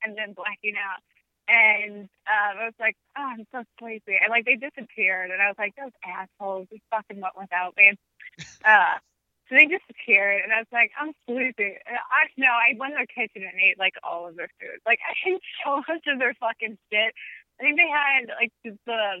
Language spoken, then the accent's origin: English; Kansas City, Missouri, United States; now in New York City, United States; I'm from Kansas City, Missouri, and we were in Kansas City